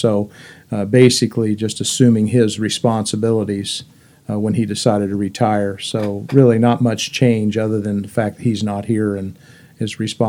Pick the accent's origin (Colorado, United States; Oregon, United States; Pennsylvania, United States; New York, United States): Oregon, United States; now in Lynchburg, United States; I was born and raised in Oregon and grew up with seven brothers.